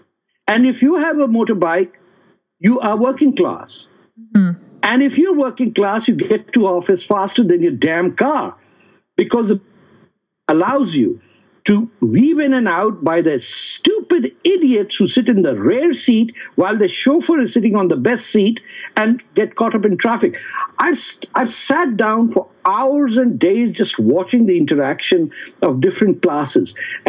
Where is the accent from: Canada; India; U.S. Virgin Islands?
India; Absolutely, because I'm Indian.